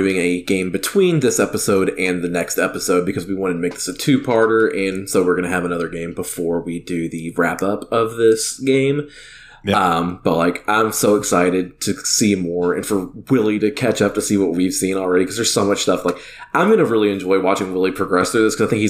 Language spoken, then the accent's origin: English; the South, United States; We're from the South